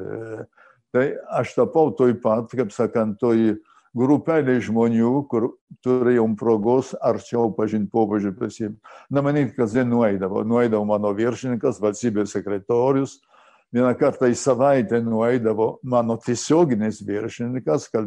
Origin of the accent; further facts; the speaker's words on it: Lithuania; aš lietuvis